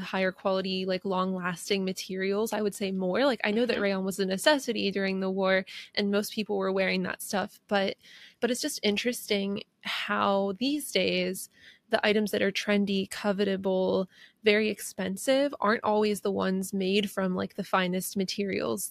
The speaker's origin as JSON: {"language": "English", "region": "Pennsylvania", "country": "United States", "tie": "born or raised there", "said": "where I grew up in Pennsylvania"}